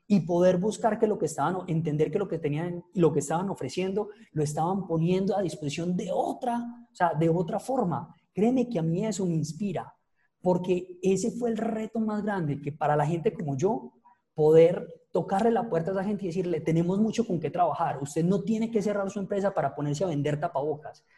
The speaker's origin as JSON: {"language": "Spanish", "area": "Paisa", "region": "Antioquia", "country": "Colombia", "said": "soy el peor paisa que ustedes se pueden encontrar"}